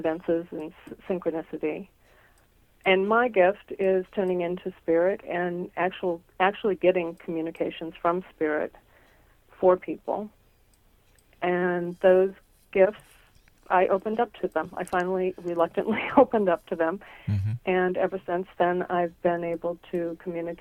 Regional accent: Nebraska, United States; when I was a little girl. Mm-hmm. Growing up in Nebraska.

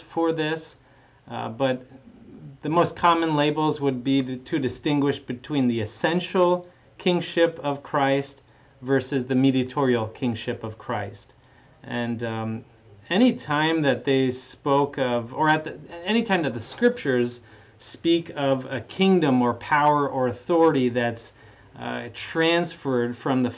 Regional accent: Canada; moved away as an adult; also born or lived in California; I grew up in Canada. In fact, I'm Canadian

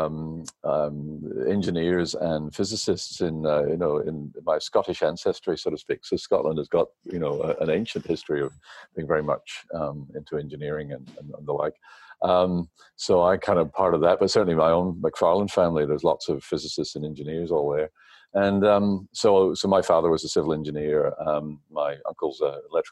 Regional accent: New Zealand; moved away as an adult; also born or lived in Belfast, Northern Ireland; now in Australia; I did my high schooling, my teenage years in New Zealand, and then undergraduate was at Victoria University in Wellington.

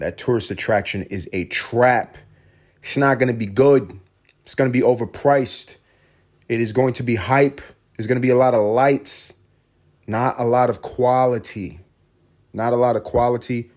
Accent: New York City, New York, United States; also born or lived in Puerto Rico (ancestry); growing up in New York City

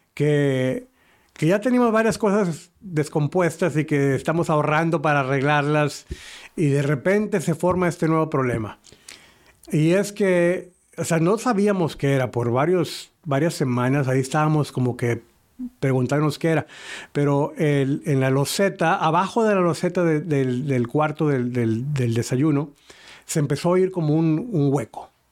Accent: northern Mexico, Mexico; en el norte de México, donde yo soy

